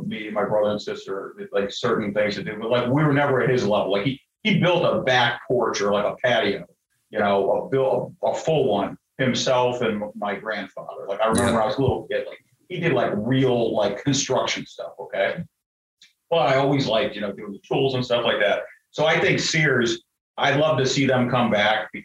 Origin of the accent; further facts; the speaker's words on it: Cleveland, Ohio, United States; moved away; I'm from Cleveland, Ohio originally. Like, we got a big steel mill in town. And when I was growing up, they were shutting parts of it down